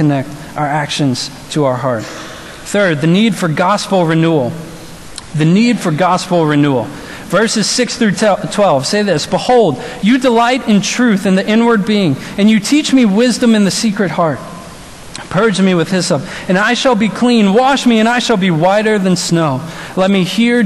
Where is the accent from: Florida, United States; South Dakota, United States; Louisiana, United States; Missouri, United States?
Louisiana, United States; New Orleans; moved away; I'm from New Orleans